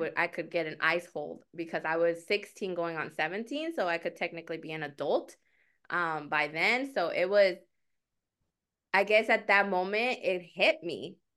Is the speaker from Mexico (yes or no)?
yes; Mexico; moved away; I am an immigrant, um, and I was born in Mexico